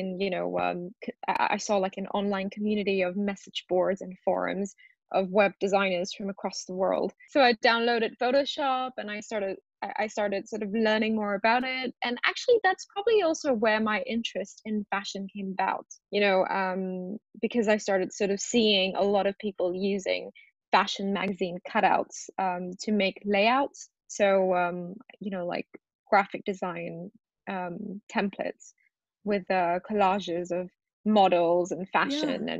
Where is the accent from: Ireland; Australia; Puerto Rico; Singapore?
Singapore; also born or lived in Rajasthan, India; now in London, United Kingdom; I was born in Rajasthan, which is in India, and I moved to Singapore when I was 2.5 years old. So my family emigrated there.